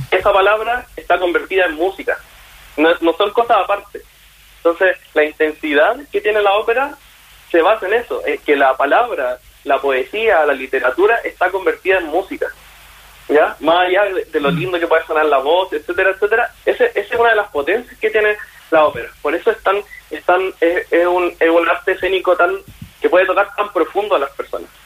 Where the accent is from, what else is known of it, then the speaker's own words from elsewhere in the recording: Chile; como cantantes chilenos